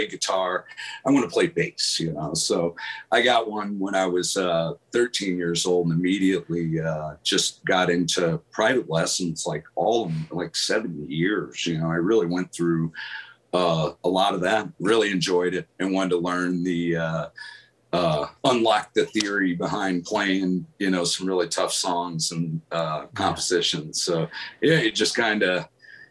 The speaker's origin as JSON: {"language": "English", "town": "Granite City", "region": "Illinois", "country": "United States", "tie": "born or raised there", "also_born_or_lived": "St. Louis, Missouri / Atlanta, Georgia / Florida", "moved": "yes", "said": "I grew up in Granite City, Illinois, outside of St. Louis"}